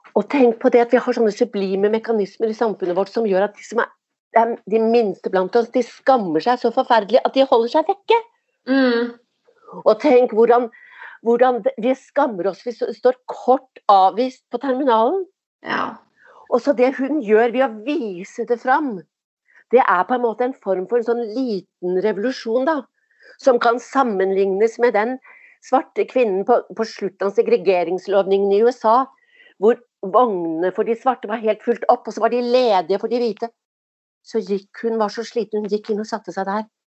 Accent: Oslo, Norway; jeg vokste opp på Tåsen

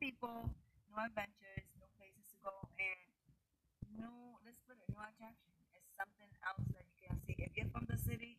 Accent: Massachusetts, United States; moved away; also born or lived in New York; I'm from the city. I'm from Massachusetts and New York.

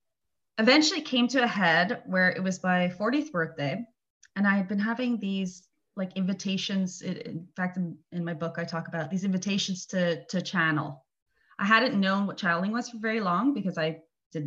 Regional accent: Montreal, Quebec, Canada; moved away as an adult; now in Italy; I'm from Montreal, Canada, but I've been living here, I think, 16 years.

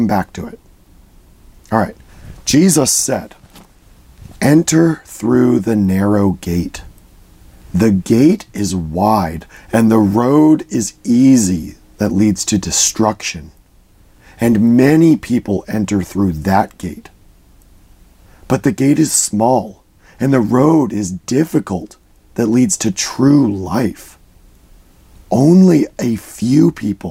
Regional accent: United States; I grew up in the Washington, D.C. area. I lived about an hour north of D.C.

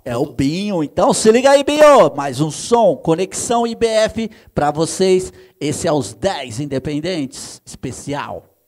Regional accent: São Paulo, Brazil; Eu sou paulista

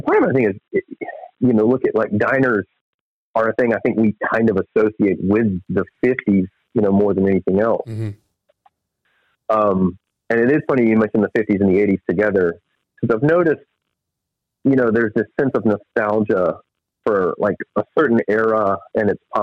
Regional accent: Ocean Springs, Mississippi, United States; right here in my hometown of Ocean Springs

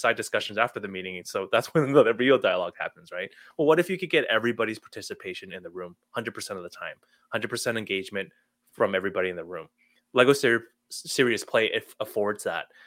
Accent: Toronto, Ontario, Canada; moved away as an adult; also born or lived in Illinois, United States; I grew up in the Toronto area, went to school here, worked here

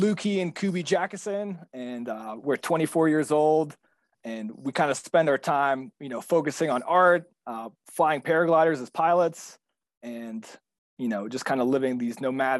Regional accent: Boston, Massachusetts, United States; we came from Boston and living inside. So we didn't have a lot of these handyman or, you know, basic homeowner skills.

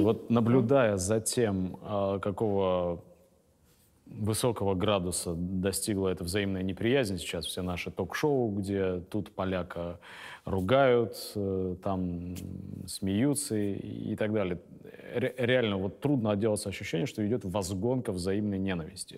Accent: Serov, Sverdlovsk Oblast, Russia; на моей малой родине в Свердловской области город Серов

